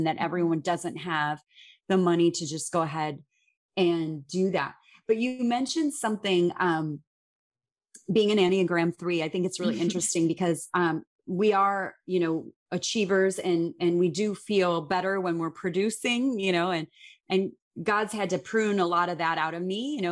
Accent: Chicago, Illinois, United States; grew up in Chicago. I grew up in the Midwest

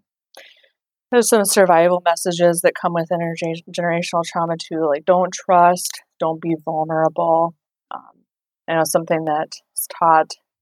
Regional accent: Pine Ridge Reservation, South Dakota, United States; I grew up on the Pine Ridge Reservation in South Dakota, and I'm a member of the Ogallala Sioux Tribe

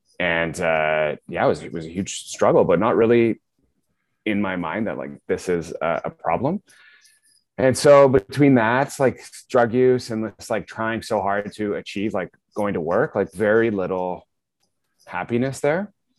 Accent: Guelph, Ontario, Canada; I grew up near you in Guelph, small town

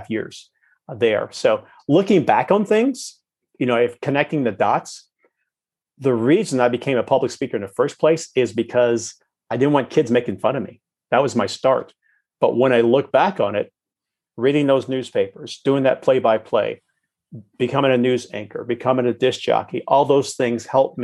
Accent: Chicago, Illinois, United States; I'm African American, born and raised in Chicago

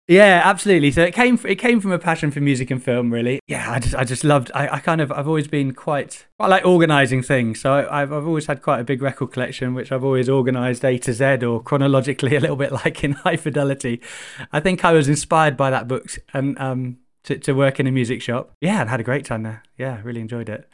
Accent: Chichester, South East England, United Kingdom; I grew up in Chichester on the south coast

